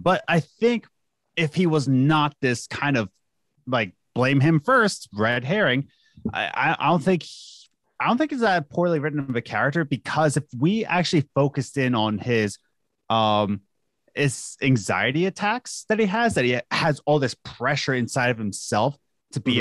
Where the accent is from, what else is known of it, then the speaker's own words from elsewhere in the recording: United States; as an American